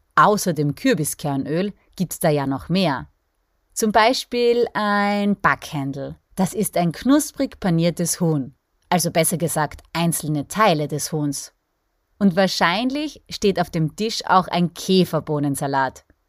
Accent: Styria, Austria; bei uns in der Steiermark

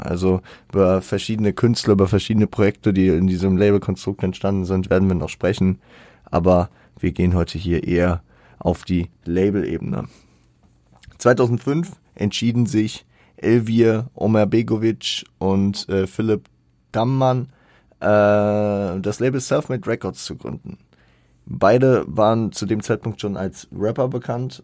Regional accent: Hesse, Germany; bei uns in Hessen

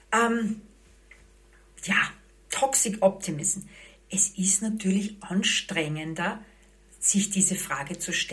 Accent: Vienna, Austria; ich bin eine geborene Wienerin.

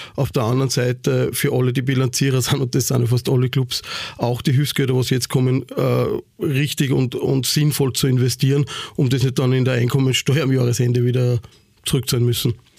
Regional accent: Ried im Innkreis, Upper Austria, Austria; moved away as an adult; now in Vienna, Austria; ich komme aus Oberösterreich, ähm, aus Ried im Ingreis. Mein Vater hat damals äh, bis zum letzten Jahr einen Kulturverein dort gehabt. Also ich bin eigentlich in das ganze eingeboren, damit aufgewachsen.

